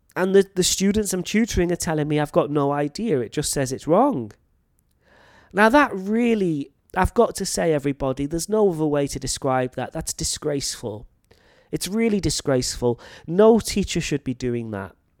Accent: North Wales, United Kingdom; moved away as an adult; now in Thailand; I come from North Wales in the U K, and my accent is quite clear, I think. But there is also a local dialect

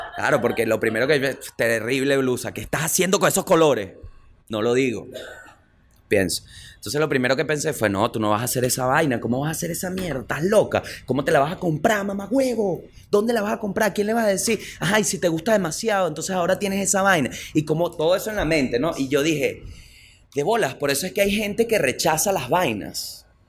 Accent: Venezuela

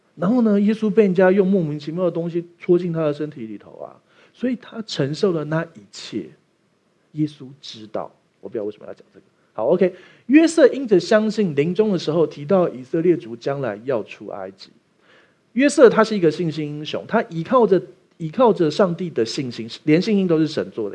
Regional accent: Taiwan; 我们台湾人去美国生的第二代小孩是不会说中文的啊

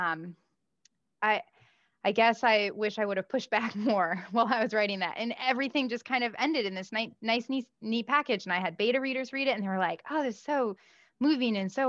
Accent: Midwest, United States; I grew up in the Midwest

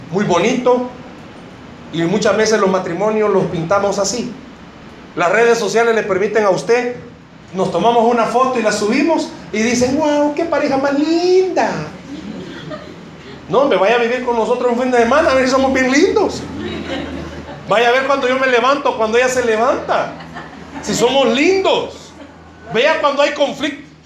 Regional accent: United States; Spanish is a second language; es que estoy aprendiendo a hablar, eh, soy gringo, ¿entendieron ustedes?

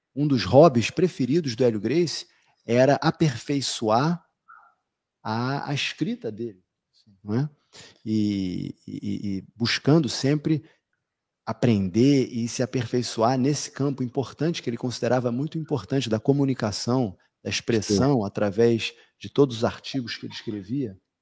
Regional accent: Rio de Janeiro, Brazil; nós que somos cariocas do Rio de Janeiro

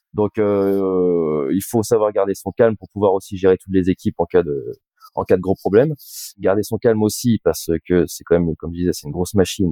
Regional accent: Lorient, Brittany, France; also born or lived in Rennes; je suis de Lorient

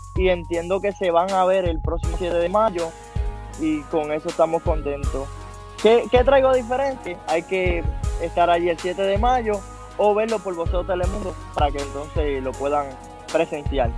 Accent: Vieques, Puerto Rico; toda mi gente de Vieque, que somos gente aguerrida

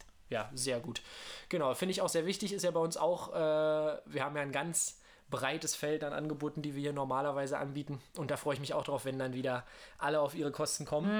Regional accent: near Königs Wusterhausen, Brandenburg, Germany; moved away; also born or lived in Berlin; Ich bin tatsächlich in Berlin geboren und habe da lange in Brandenburg gelebt

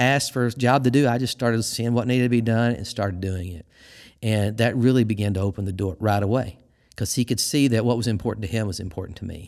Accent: Missouri, United States; moved away as an adult; also born or lived in Arkansas; now in Michigan, United States; I'm from Missouri my whole life, and I spent some time in Arkansas. And I moved to Michigan.

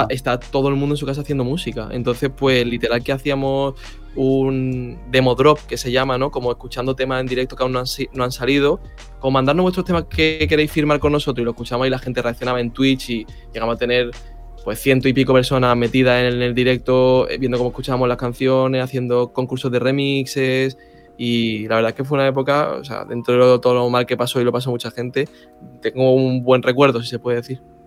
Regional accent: Málaga, Andalusia, Spain; yo de Málaga

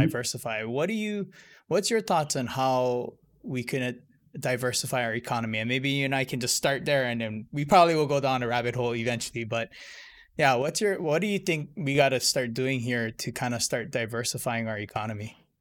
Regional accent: Hilo, Hawaii, United States; I'm from Hilo

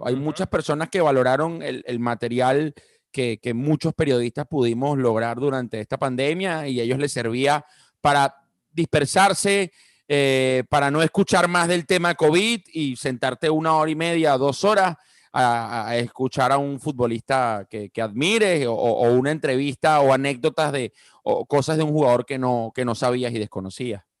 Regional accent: Venezuela; estando yo ya a finales de bachillerato en Venezuela

